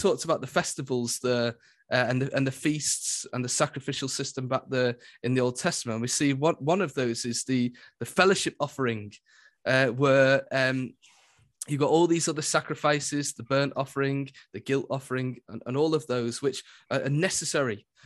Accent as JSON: {"language": "English", "area": "Lancashire", "region": "North West England", "country": "United Kingdom", "said": "I'm from Lancashire"}